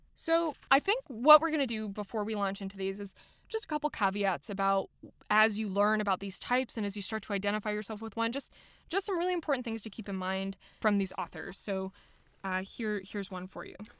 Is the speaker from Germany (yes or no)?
yes; Germany; I was raised in Germany